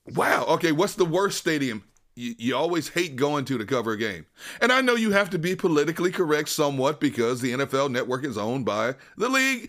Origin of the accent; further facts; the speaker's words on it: Wisconsin, United States; moved away; I'm from Wisconsin. I'm a diehard Green Bay Packers fan.